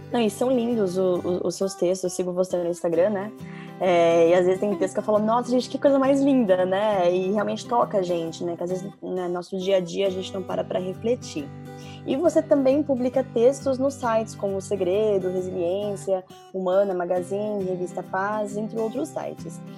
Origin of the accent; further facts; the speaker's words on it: São Paulo, Brazil; moved away as an adult; now in London, United Kingdom; sou de São Paulo